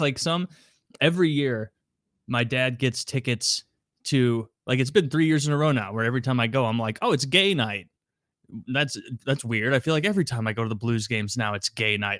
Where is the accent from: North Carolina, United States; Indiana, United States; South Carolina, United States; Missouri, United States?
Missouri, United States; I'm from Missouri